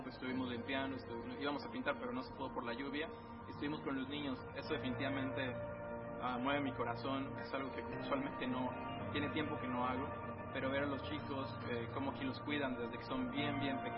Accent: Querétaro, Mexico; now in Colima, Mexico

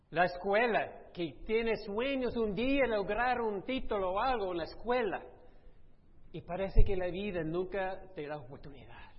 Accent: Texas, United States; moved away; yo fui criado en Texas

